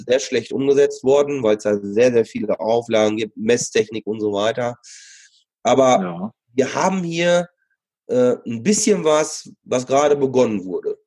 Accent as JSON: {"language": "German", "area": "Sauerland", "region": "North Rhine-Westphalia", "country": "Germany", "tie": "born or raised there", "said": "ich bin äh, im Sauerland auch groß geworden"}